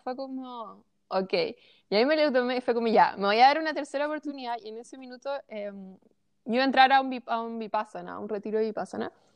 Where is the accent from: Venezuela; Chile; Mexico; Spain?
Chile; yo como chilena